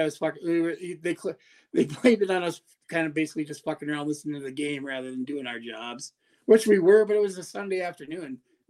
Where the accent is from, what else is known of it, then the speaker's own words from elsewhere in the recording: Wisconsin, United States; also born or lived in San Francisco; I'm from Wisconsin.